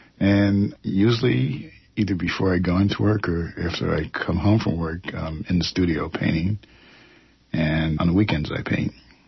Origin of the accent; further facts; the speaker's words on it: East Coast, United States; moved away as an adult; also born or lived in New York; now in Oakland, United States; Originally, I'm from the East Coast. Attended Pratt Institute in Brooklyn, New York.